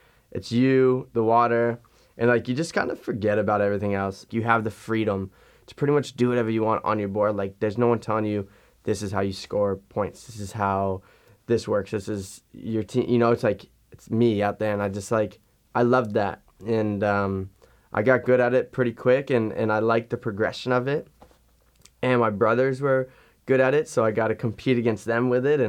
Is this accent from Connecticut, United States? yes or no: no; Fort Lauderdale, Florida, United States; now in Orlando, United States; I live in Orlando, Florida. I grew up in Fort Lauderdale, Florida